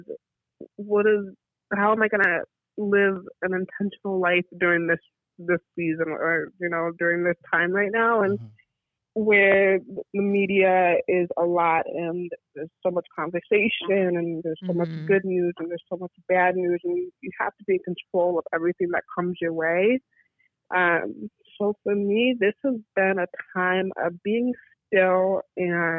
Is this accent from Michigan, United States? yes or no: yes; Michigan, United States; moved away as an adult; now in Chicago, United States; I am from Michigan, but now living in Chicago, and it's been a year and a half.